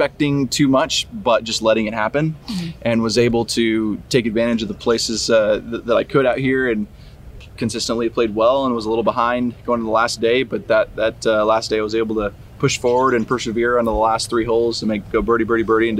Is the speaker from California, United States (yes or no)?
yes; Fresno, California, United States; I grew up in Fresno, California